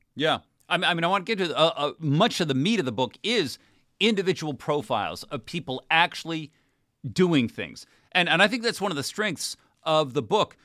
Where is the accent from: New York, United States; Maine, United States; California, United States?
California, United States; my home state